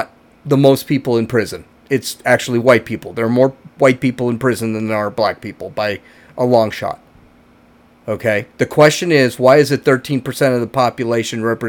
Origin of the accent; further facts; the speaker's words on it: United States; I consider myself an American with Irish and German heritage